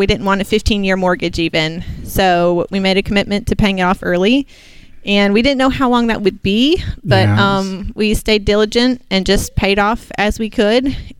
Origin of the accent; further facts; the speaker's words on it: Muscle Shoals, Alabama, United States; We're from Muscle Shoals, Alabama.